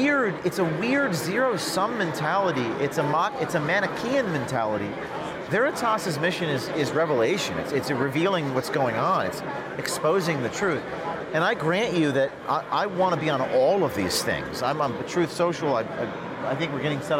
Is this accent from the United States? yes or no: yes; United States; I'm an American journalist